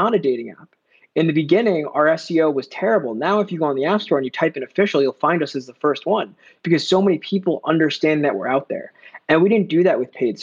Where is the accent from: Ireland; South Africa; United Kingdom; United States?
United States; New Jersey; moved away as an adult; now in New York, United States; I'm a New Yorker. Technically, I'm New Jersey